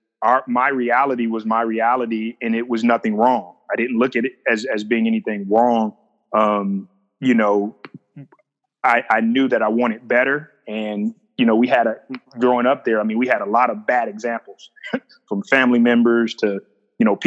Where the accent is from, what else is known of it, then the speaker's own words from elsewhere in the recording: Flint, Michigan, United States; moved away as an adult; also born or lived in Bossier City, Louisiana / New Orleans, Louisiana / Marble Falls, Texas; now in Austin, United States; It was just growing up in Flint. It was being a Flintstone.